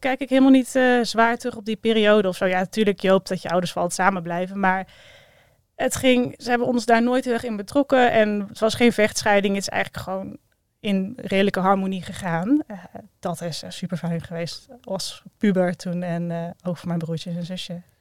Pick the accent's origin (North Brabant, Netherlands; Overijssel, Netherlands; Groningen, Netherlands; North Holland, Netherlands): North Brabant, Netherlands; Breda; also born or lived in Maastricht; ik ben opgegroeid in Breda, geboren in Maastricht, maar daar wel geteld eh, drie maanden gewoond